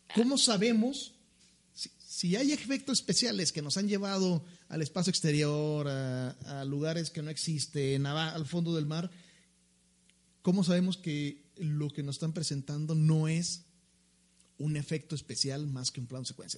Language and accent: Spanish; Mexico; como mexicanos